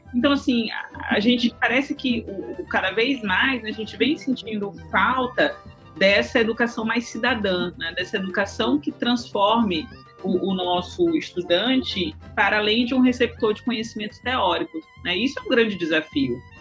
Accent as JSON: {"language": "Portuguese", "country": "Brazil", "also_born_or_lived": "São Luís, Maranhão", "said": "nós como, como brasileiros"}